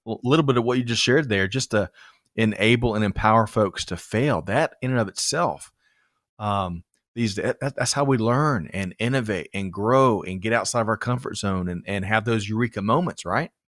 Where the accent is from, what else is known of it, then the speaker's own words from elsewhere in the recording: Aiken, South Carolina, United States; when I grew up in South Carolina, Aiken, it's, it was hash and rice